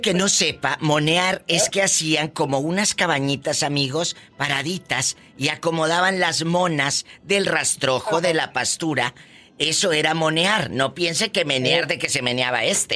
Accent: Matamoros, Tamaulipas, Mexico; moved away; en mi tierra, en mi Tamaulipas, querido, en mi Matamoros del alma

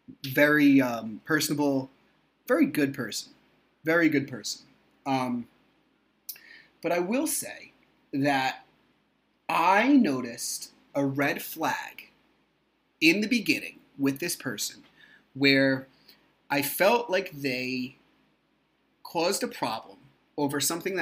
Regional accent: New Jersey, United States; I'm from New Jersey

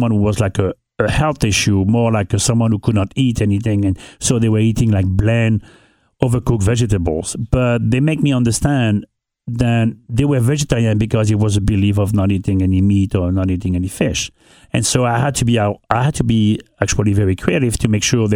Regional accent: northern France, France; English is a second language; moved away as an adult; also born or lived in Anguilla / New York City; now in Cincinnati, United States; I grew up in North of France.

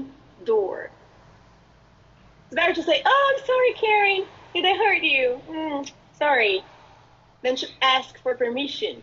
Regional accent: Brazil; English is a second language; moved away as an adult; now in United States

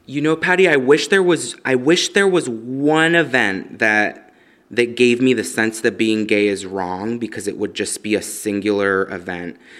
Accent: Los Angeles, California, United States; I was born in Los Angeles, um, in the valley

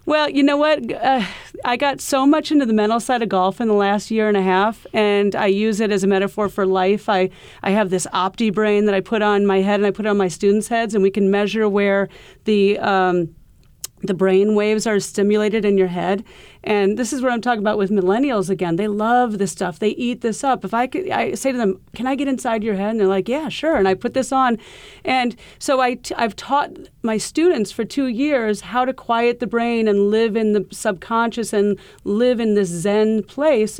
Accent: Iowa, United States; moved away as an adult; now in New York City, United States; we grew up in Iowa

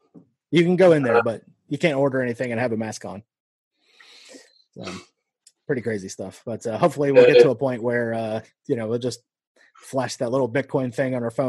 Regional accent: Nebraska, United States; born there; also born or lived in Iowa; You know, I was born in Nebraska. We lived in Iowa for a little bit.

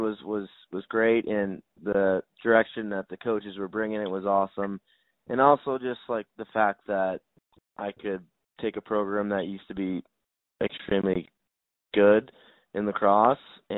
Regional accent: Duxbury, Massachusetts, United States; I grew up in Duxbury

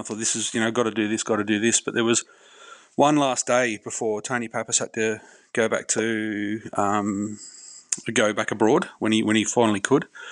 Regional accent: Hawkesbury region, New South Wales, Australia; I grew up in the Hawkesbury region of New South Wales

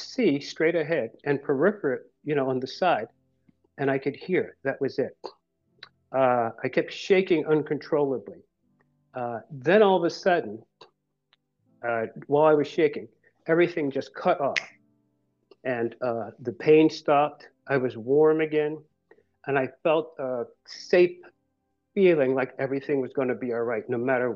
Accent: Philadelphia, Pennsylvania, United States; I'm from Philadelphia

